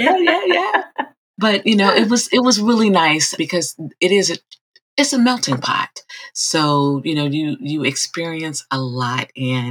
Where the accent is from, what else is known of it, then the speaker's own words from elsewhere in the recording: Chicago, Illinois, United States; First of all, shout out to Chi-Town.